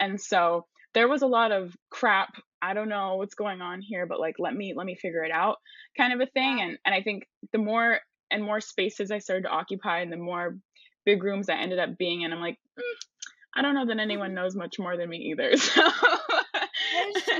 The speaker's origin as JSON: {"language": "English", "region": "California", "country": "United States", "tie": "born or raised there", "said": "I grew up in California"}